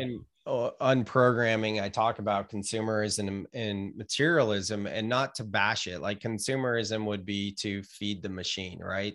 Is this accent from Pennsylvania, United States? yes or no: no; Gilroy, California, United States; moved away as an adult; now in Santa Cruz, United States; I grew up in Gilroy